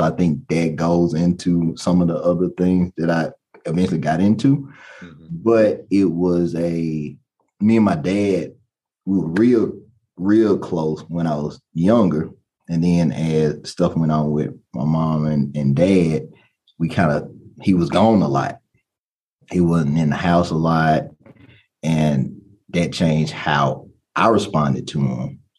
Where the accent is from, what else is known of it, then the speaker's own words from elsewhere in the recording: Baton Rouge, Louisiana, United States; born there; also born or lived in New Orleans / Lafayette; I was born in Baton Rouge, Louisiana. So I used to have my accent. I don't have it anymore.